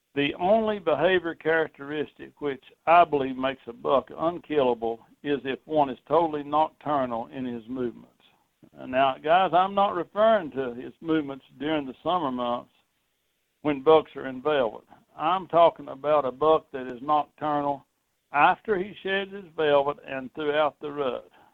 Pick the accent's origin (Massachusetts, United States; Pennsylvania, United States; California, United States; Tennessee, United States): Tennessee, United States; my home state of Tennessee